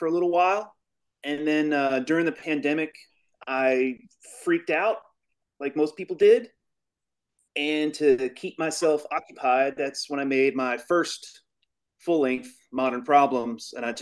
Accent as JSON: {"language": "English", "town": "Louisville", "region": "Kentucky", "country": "United States", "said": "I'm from Louisville, Kentucky."}